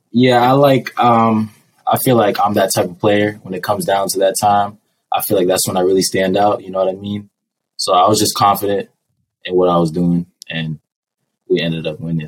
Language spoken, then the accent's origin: English; Manchester, New Hampshire, United States; I'm from Manchester, New Hampshire.